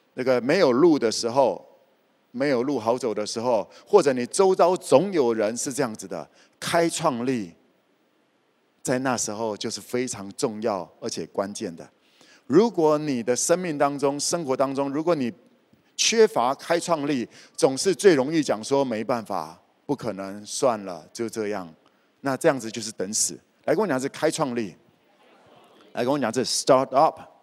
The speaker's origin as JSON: {"language": "Chinese", "town": "Kaohsiung", "country": "Taiwan", "tie": "born or raised there", "also_born_or_lived": "Taipei", "moved": "as an adult", "said": "我也知道高雄那些是什么， 我在这里长大的， 我在高雄长大的"}